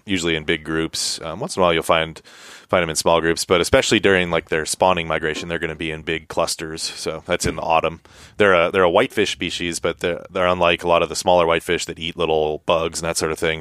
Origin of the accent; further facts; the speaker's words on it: Montana, United States; now in Alaska, United States; growing up in Montana